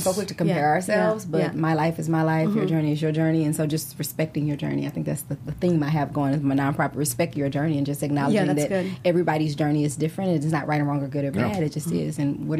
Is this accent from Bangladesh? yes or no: no; Louisiana, United States; I'm from Louisiana in the South.